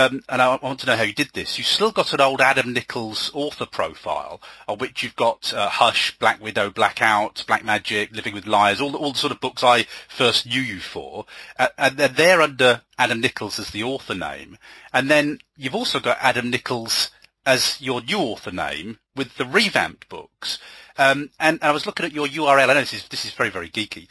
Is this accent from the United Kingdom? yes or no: yes; England, United Kingdom; an English author